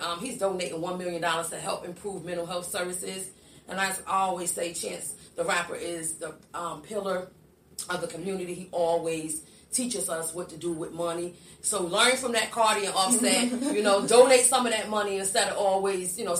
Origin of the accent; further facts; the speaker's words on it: New Jersey, United States; moved away; also born or lived in Wilkes-Barre, Pennsylvania; I'm originally from New Jersey, but I lived in Pennsylvania, too